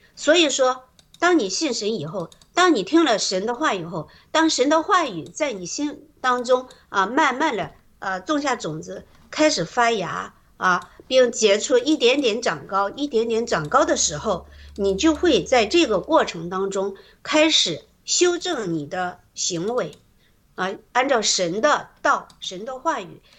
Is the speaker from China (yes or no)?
yes; China; moved away as an adult; now in Canada; 我们在中国那个环境里